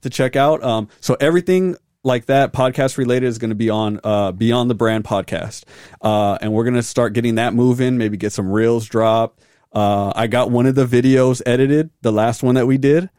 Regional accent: Arizona, United States; born and raised in Arizona

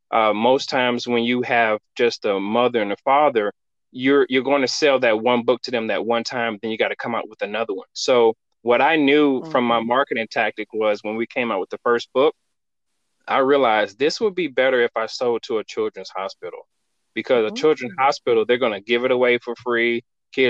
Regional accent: Florida, United States; now in Northwest Arkansas, United States; I came from Florida to Northwest Arkansas, where Walmart's headquarters is in Bentonville.

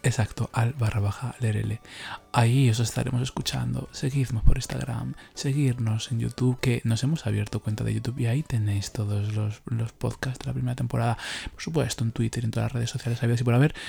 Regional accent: Leganés, Community of Madrid, Spain; yo fui también aquí a las fiestas de Leganés, y que es que es mi pueblo.

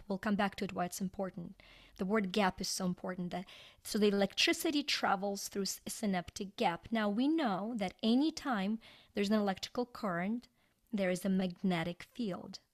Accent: Ukraine; English is a second language; moved away as an adult; now in United States; I was born in Ukraine and, uh, grew up there, went to school there

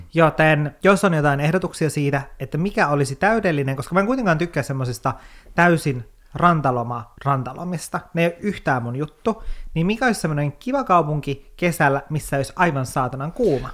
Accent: Kemijärvi, Lapland, Finland; Mä oon Kemijärveltä, se on yhtä järveä koko Kemijärvi

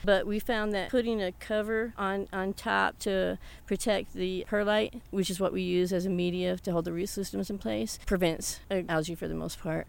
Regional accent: the South, United States; now in Alcalde, United States; I was raised in the South

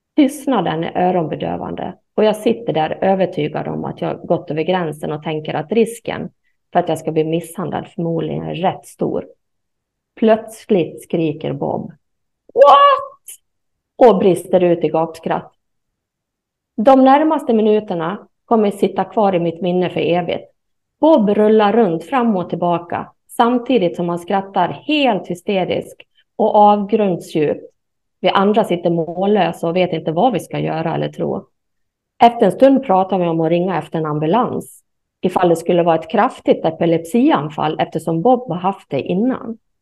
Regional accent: Sweden; jag är ju svensk

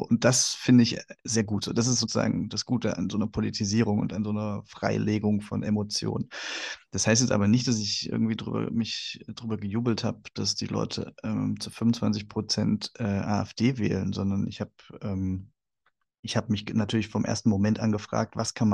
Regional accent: East Germany, Germany; dass ich als Ostdeutscher ja hm, wirklich so in so einer Scharnierrolle bin.

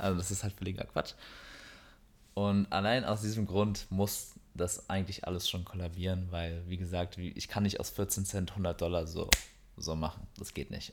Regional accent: Berlin, Germany; wir kommen aus Berlin her

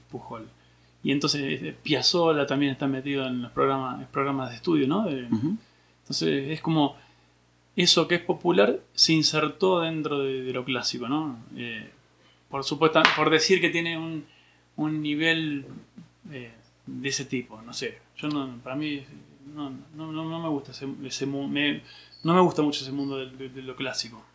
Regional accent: Junín, Buenos Aires Province, Argentina; Soy de Junín, provincia de Buenos Aires

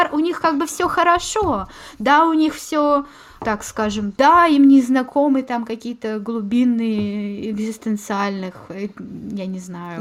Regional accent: Moscow, Russia; moved away as an adult; also born or lived in Scotland; now in Germany; я родилась в Москве

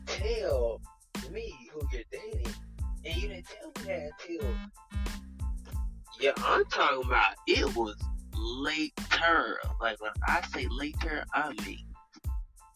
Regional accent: East Coast, United States; I'm from the East

